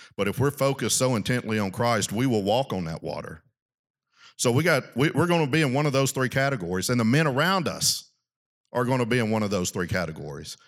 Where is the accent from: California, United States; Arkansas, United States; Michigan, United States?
Arkansas, United States; South; I grew up in South Arkansas